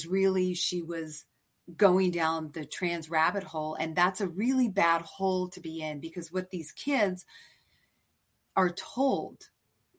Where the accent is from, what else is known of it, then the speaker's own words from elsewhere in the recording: East Coast, United States; now in San Francisco, United States; I'm from the East Coast